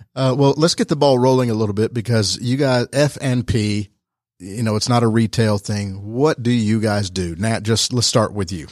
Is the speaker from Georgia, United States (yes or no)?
yes; Rome, Georgia, United States; I'm from Rome, small town, U S